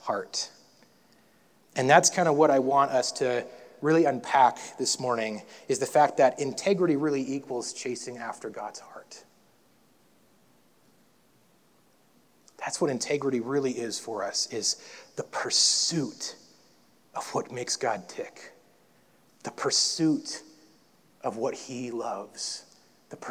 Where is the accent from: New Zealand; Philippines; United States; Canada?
United States; North Dakota; when I grew up in North Dakota